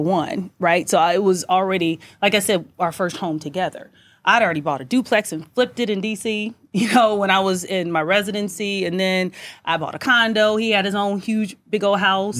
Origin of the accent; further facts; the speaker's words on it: Kansas City, Missouri, United States; also born or lived in St. Louis, Missouri; I'm from Kansas City, then I went to med school in Salute